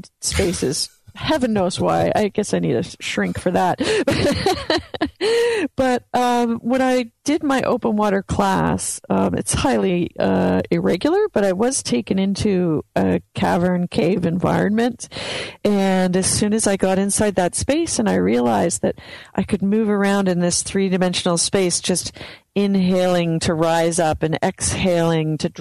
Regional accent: Canada; growing up in Canada

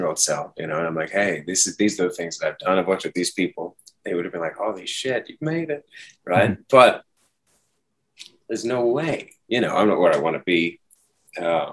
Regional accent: Hong Kong; moved away as an adult; also born or lived in United States; I was raised in Hong Kong, so it's been like my home base for most of my life

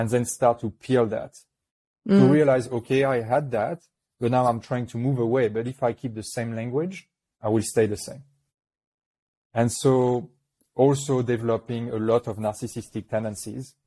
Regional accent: New Caledonia; accent: French; English is a second language; I was born in New Caledonia, which is a little French island in the Pacific

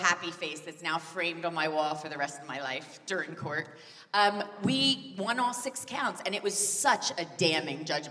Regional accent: Philadelphia, Pennsylvania, United States; moved away as an adult; now in United Kingdom; I'm from Philadelphia, but I've been here for 20 years

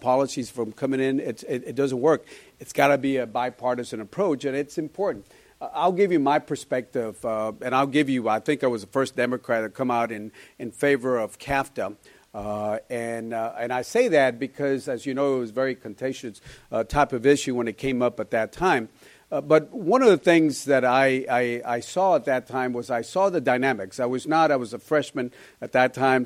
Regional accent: Laredo, Texas, United States; I come from Laredo.

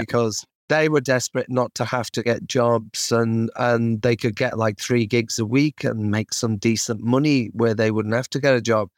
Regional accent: Kirkby, North West England, United Kingdom; especially Ed and Self growing up in Kirby

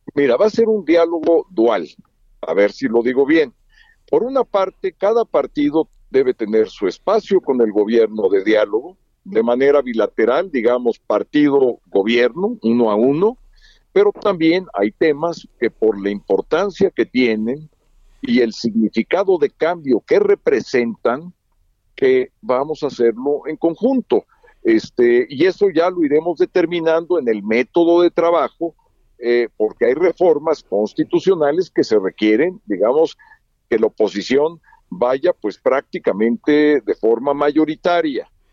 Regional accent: Mexico; somos mexicanos

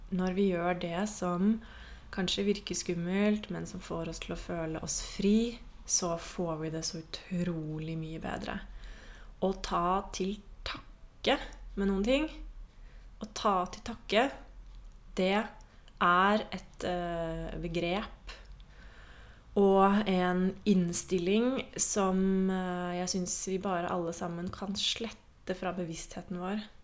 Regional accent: Norway; jeg er jo fra Norge

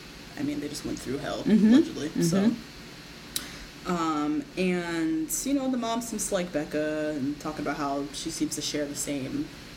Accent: New Jersey, United States; I'm from Jersey.

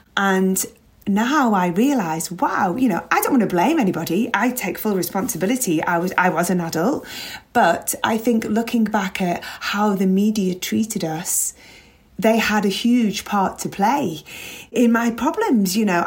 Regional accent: Liverpool, North West England, United Kingdom; growing up in Liverpool

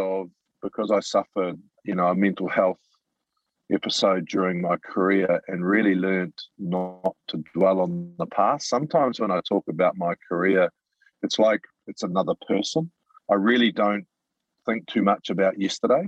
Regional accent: Auckland, New Zealand; moved away as an adult; also born or lived in Italy / Japan; I was a butcher from Mangere, left school when I was 15

